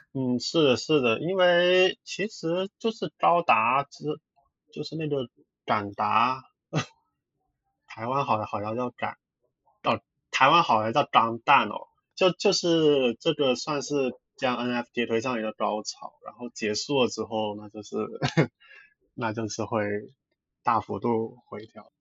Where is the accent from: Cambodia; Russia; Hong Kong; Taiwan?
Hong Kong; 我其实是香港人来的，然后原来做的工作其实就很普通的一，那种文，做，做文书的职位